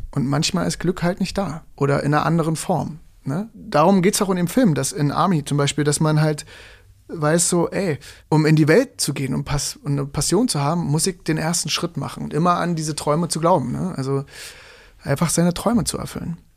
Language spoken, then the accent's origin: German; Germany